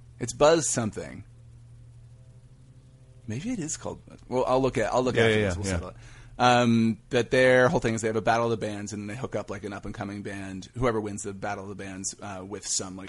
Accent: Denton, Texas, United States; No, I'm from Texas, actually.

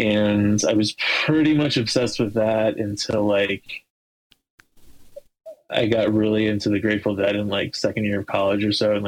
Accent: Cincinnati, Ohio, United States; I'm from Cincinnati, Ohio

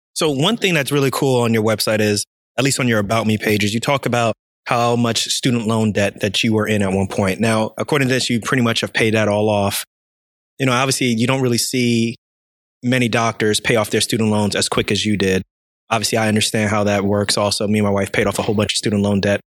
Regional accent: Irvington, New Jersey, United States; grew up in Irvington, so that's not too far.

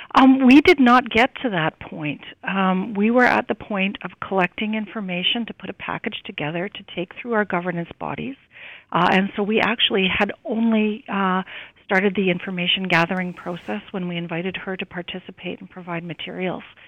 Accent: Saskatoon, Saskatchewan, Canada; moved away; I was born in Saskatoon

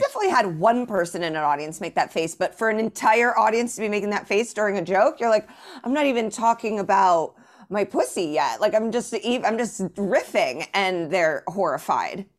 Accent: Indianapolis, Indiana, United States; moved away as an adult; also born or lived in Chicago / Evanston / New York; Born and raised in Indianapolis

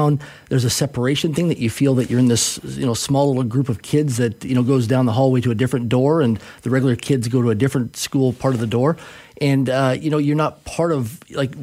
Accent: Swift Current, Saskatchewan, Canada; I grew up in Swift Current, Saskatchewan

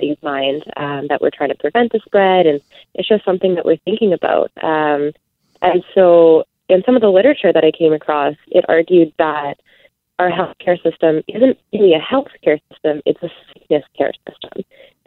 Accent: Manitoba, Canada; I'm from Manitoba

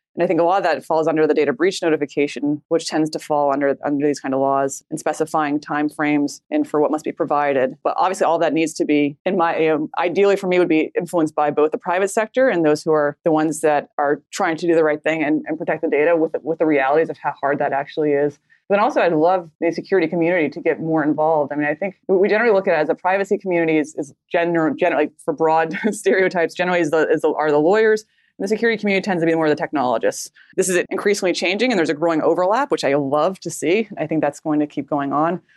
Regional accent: United States; we as a American population

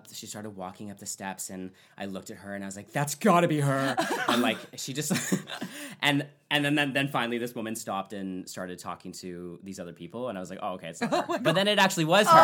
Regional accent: Fort McMurray, Alberta, Canada; I actually grew up in Fort McMurray, Alberta, so it's not far from where my hometown is

